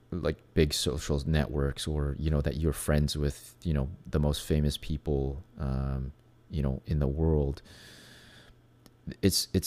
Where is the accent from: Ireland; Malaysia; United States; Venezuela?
Venezuela; for myself, I was growing up in Venezuela. Um, it was very obvious who I was. Um, you know, I was not like every other kid in Venezuela, right? I was not a Latino, first of all. I couldn't speak perfect Spanish when I first got there.